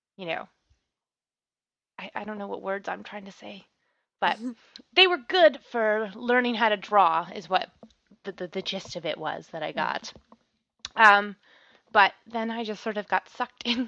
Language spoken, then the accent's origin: English; Canada